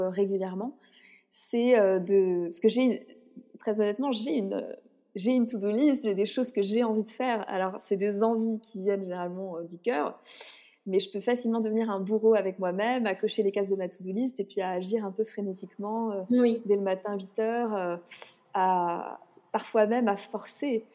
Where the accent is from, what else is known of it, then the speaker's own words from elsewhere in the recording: France; je suis née en France